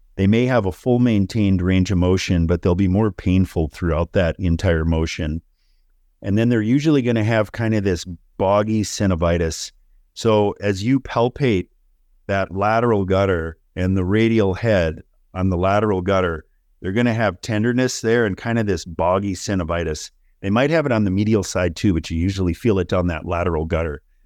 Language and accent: English; Minnesota, United States; moved away; I grew up in Minnesota